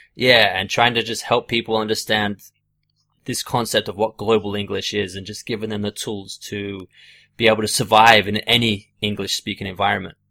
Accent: Australia; growing up in Australia

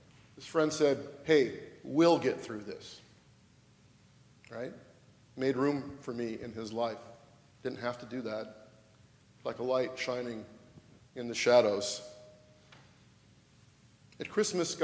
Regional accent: Washington, United States; moved away as an adult; also born or lived in California; from my home state of Washington to California and back

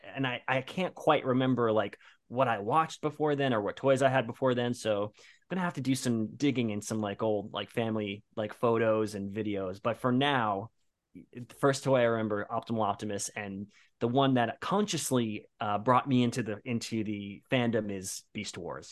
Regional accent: Bayonne, New Jersey, United States; moved away as an adult; now in New York, United States; I'm currently in New York, but I'm originally from Bayonne, New Jersey, came to New York for acting school

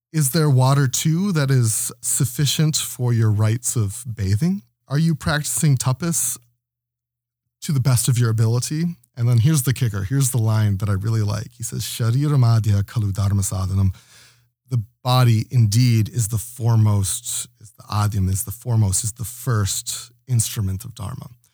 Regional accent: Toledo, Ohio, United States; moved away as an adult; also born or lived in Knoxville, Tennessee; now in Toronto, Canada; I was born in Toledo, Ohio

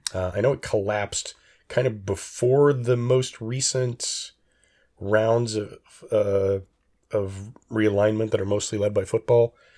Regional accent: United States; I'm an American

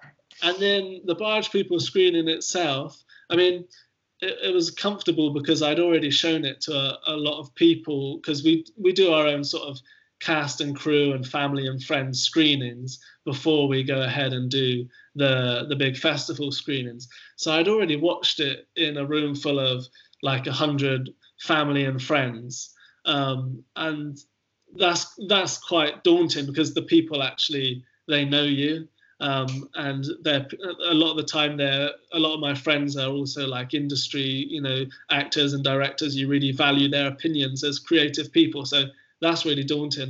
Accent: Hilperton, South West England, United Kingdom; also born or lived in Bristol; I was born in Bristol, but I grew up most of my childhood living in a tiny little village called Hilperton, which is in Wiltshire near Trowbridge.

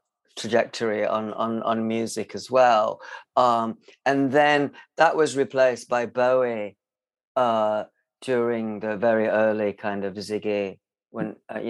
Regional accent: Barnsley, Yorkshire and the Humber, United Kingdom; I was born in Barnsley, and in a very rough kind of council estate. And I grew up in the kind of 70s there.

